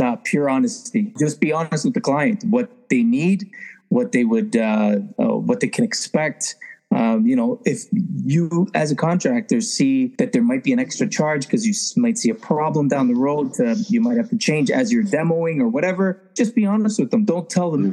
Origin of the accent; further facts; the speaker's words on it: Toronto, Ontario, Canada; now in Simcoe County, Canada; I grew up in Toronto, Canada, and uh, just live like 45 minutes north now. I'm in the Simcoe County district now.